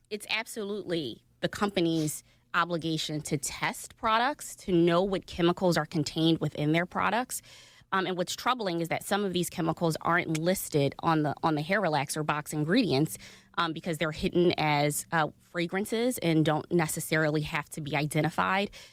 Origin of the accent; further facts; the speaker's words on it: Philadelphia, Pennsylvania, United States; West Philly right near 61st and Market